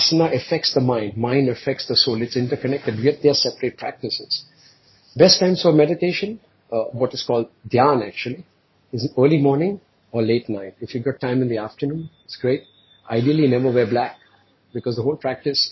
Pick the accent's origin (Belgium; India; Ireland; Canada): India; moved away; my native country, which I grew up in India